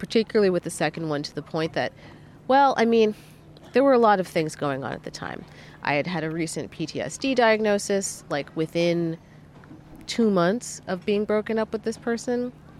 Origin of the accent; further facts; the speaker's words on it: New York City, New York, United States; Yeah, I'm pretty used to pigeons as a New Yorker.